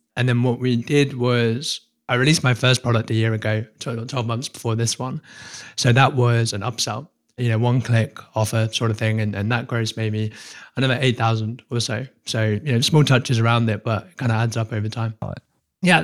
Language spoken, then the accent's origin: English; United Kingdom; I'm British